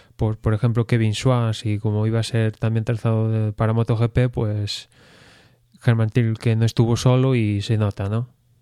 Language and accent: Spanish; Spain; aficionado español